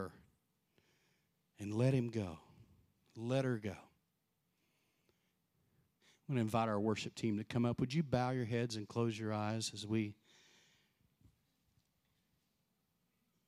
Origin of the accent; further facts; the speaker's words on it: Texas, United States; I was born and raised in Texas